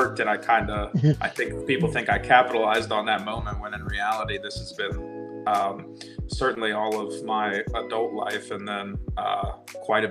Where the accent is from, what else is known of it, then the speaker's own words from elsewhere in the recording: Virginia, United States; I grew up in Virginia. I live in Virginia now, but I grew up in Virginia